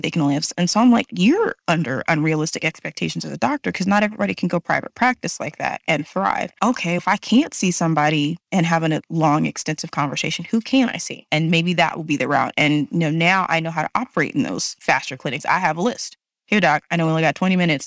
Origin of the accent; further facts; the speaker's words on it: Texas, United States; being from Texas